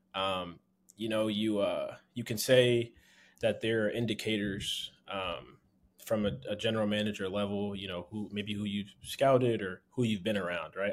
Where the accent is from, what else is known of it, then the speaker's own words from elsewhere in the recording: Philadelphia, Pennsylvania, United States; I'm from Philly